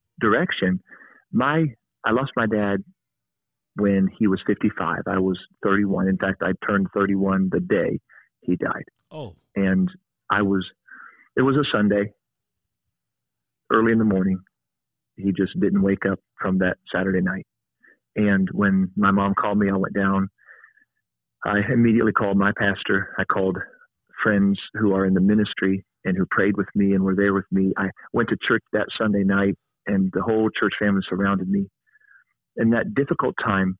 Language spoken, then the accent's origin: English; Mount Vernon, Ohio, United States; also born or lived in St. Louis / Florida; I'm also privileged to be a police chaplain for the Mount Vernon Police Department here in my hometown in Ohio